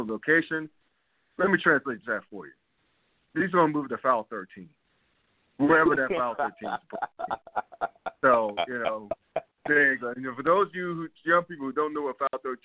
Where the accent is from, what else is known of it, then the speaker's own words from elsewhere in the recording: the South, North Carolina, United States; also born or lived in Washington, D.C.; now in Ohio, United States; growing up in the South